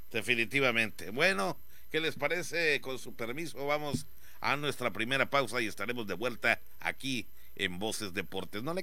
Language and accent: Spanish; Palizada, Campeche, Mexico; A mí me gustaría ver a mi pueblo, a Palizada.